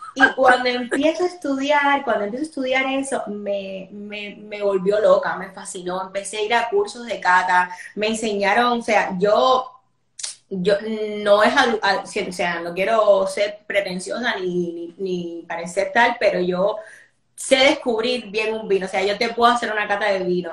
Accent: Cuba; moved away as an adult; now in Spain; soy ahora actriz cubana

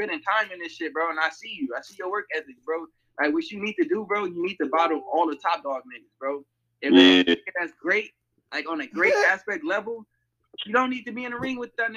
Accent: Temple, Texas, United States; now in Long Beach, United States; I'm from Texas, you feel me? I'm from Temple, Texas, bro, from the city of Bell

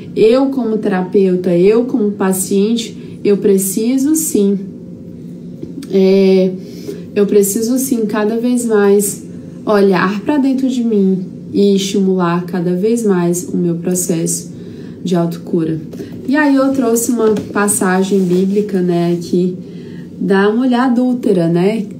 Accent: São Raimundo das Mangabeiras, Maranhão, Brazil; moved away; a minha estrutura lá no meu interiorzinho, São Raimundo das Mangabeiras, é lá de onde eu vim

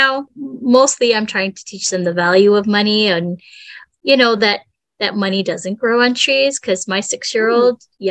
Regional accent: Canada; we're Canadian

